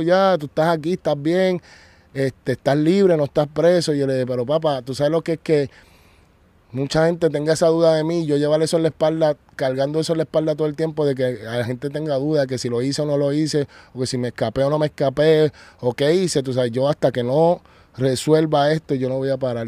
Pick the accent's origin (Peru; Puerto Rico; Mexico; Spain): Puerto Rico; also born or lived in United States / Colombia; estoy otra vez en mi tierra, en los Estados Unidos y en Puerto Rico